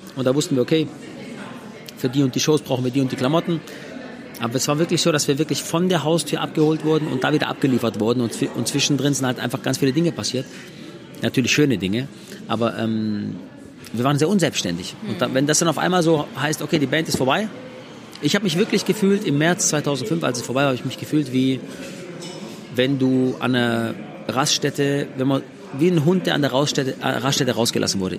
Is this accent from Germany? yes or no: yes; Swabia, Baden-Württemberg, Germany; Die zweite Mama, die ich habe, ist Deutschland, weil ich hier geboren bin